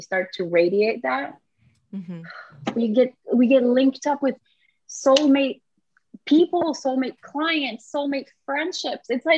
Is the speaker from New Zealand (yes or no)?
no; Canada; moved away; I am French Canadian.